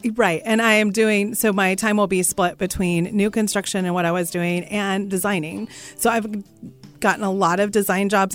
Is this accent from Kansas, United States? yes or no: yes; Russell, Kansas, United States; my hometown of Russell, Kansas